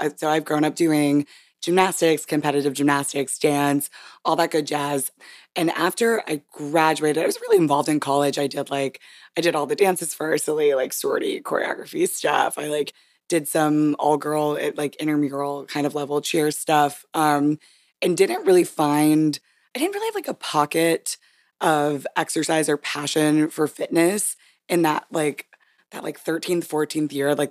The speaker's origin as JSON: {"language": "English", "region": "Hawaii", "country": "United States", "tie": "born there", "said": "I do like to brag that I was born in Hawaii because most people find that to be interesting."}